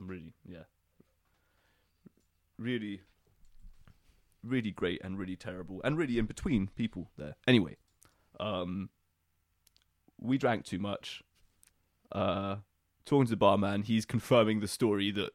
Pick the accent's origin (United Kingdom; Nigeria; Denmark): United Kingdom; we are British